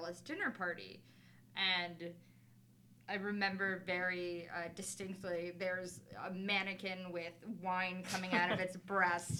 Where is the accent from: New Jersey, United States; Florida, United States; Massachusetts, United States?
Florida, United States; South; moved away as an adult; now in Philadelphia, United States; I am a Cuban from South Florida